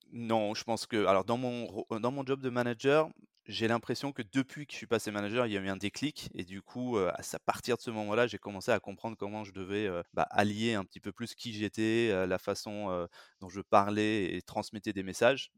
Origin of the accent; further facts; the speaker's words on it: France; je suis français, j'ai grandi et, et vécu, travaillé surtout en France